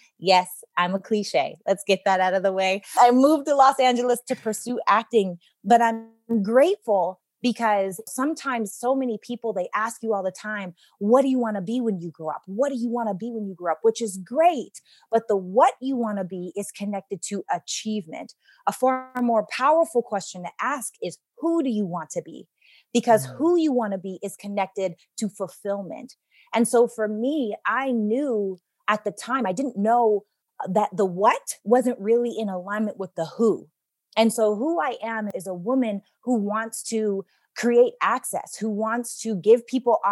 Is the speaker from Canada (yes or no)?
yes; Regina, Saskatchewan, Canada; I'm from Regina, Saskatchewan, Canada